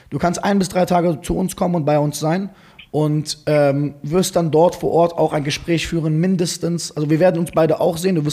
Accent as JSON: {"language": "German", "town": "Frankfurt", "region": "Hesse", "country": "Germany", "said": "Ich komme aus Frankfurt."}